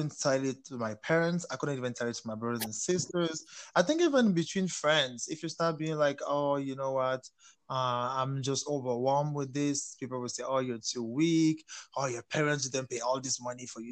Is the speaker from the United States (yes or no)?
no; Cameroon; also born or lived in France; now in Montreal, Canada; I grew up in Cameroon